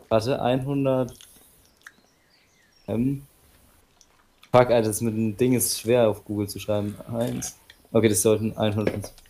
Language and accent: German; Bavaria, Germany; ich komme ja aus Bayern.